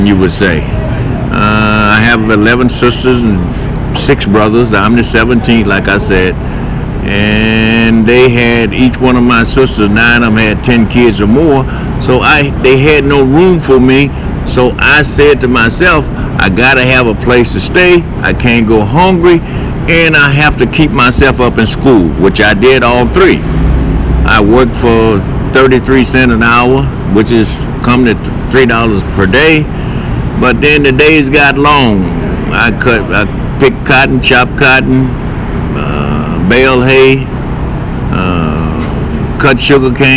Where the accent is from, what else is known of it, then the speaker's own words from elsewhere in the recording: Louisiana, United States; also born or lived in Lake Providence, Louisiana; I'm from Louisiana. I was born in a little town by the name of Lake Providence, Louisiana